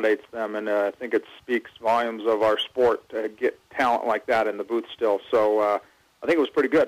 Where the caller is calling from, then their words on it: Seattle, Washington, United States; Seattle, actually.